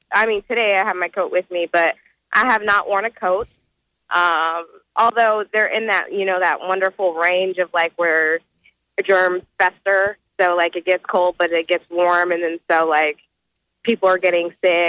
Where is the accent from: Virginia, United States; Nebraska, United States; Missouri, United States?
Nebraska, United States; moved away as an adult; I don't have that drawl or southern accent, and they'll be like, so, where are you from? And that's always the first question. And I'm like, Nebraska. And my favorite thing is, there's black people in Nebraska?